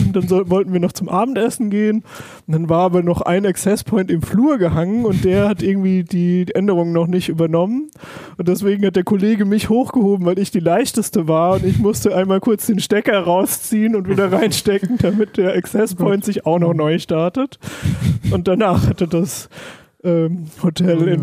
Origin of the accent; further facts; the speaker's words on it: Palatinate Forest, Rhineland-Palatinate, Germany; ich komme zum Beispiel aus dem Pfälzerwald